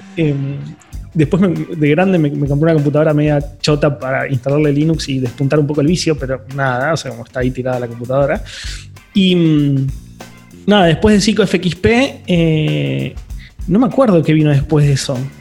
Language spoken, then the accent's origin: Spanish; Quilmes, Buenos Aires Province, Argentina